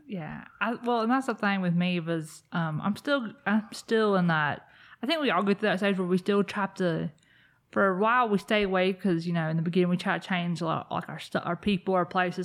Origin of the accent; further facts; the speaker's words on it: South Carolina, United States; I grew up in South Carolina